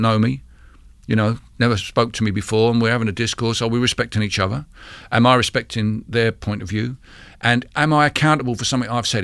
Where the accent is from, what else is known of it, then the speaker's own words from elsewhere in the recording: London, United Kingdom; the town where I grew up in East London